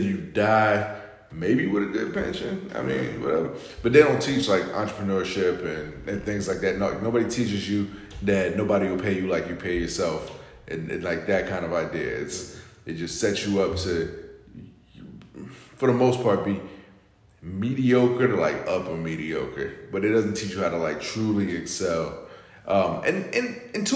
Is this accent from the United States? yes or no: yes; Florida, United States; I grew up in Florida